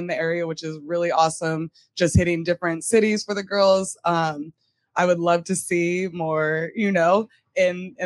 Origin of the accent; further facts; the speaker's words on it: Long Beach, California, United States; I'm from Long Beach, California